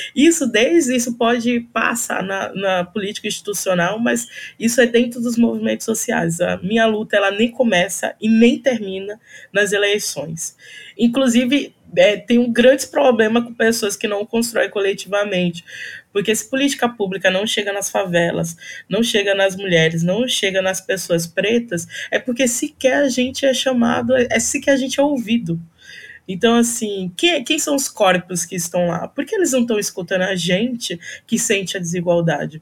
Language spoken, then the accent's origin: Portuguese; São Paulo, Brazil; also born or lived in Northeast Brazil; eu sou nordestina, eu vim para cá, para São Paulo, com oito anos de idade